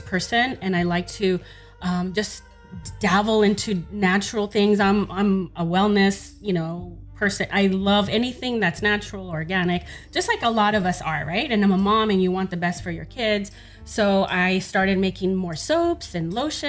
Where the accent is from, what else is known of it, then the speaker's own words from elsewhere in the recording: Los Angeles, California, United States; I grew up in South Central Los Angeles.